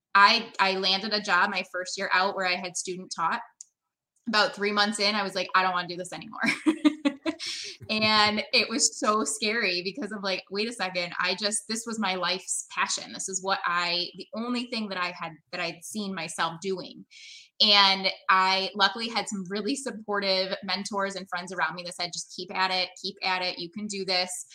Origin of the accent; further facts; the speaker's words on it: Brampton, Ontario, Canada; now in United States; I was born in Brampton outside of Toronto